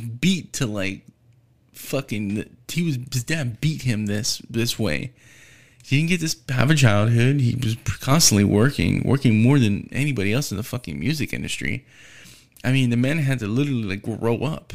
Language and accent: English; United States; being an American, being u, u, in the United States.